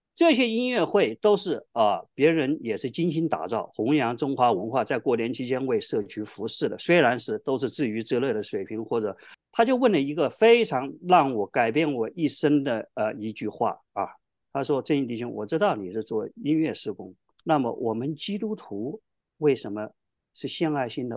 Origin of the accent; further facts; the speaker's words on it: Hubei, China; moved away as an adult; also born or lived in Wuhan / California; now in United States; 我就从小跟着她在全湖北省去巡回芭蕾舞剧《白毛女》